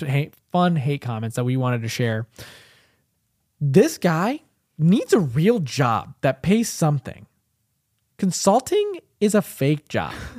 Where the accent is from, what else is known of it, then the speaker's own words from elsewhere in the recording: United States; also born or lived in India; I grew up in America because I was, I was, I, I came here when I was, like, three and a half